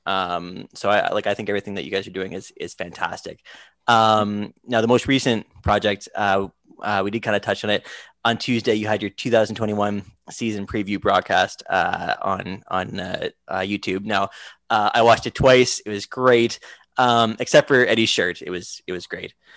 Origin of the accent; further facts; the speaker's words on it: Canada; I'm from Canada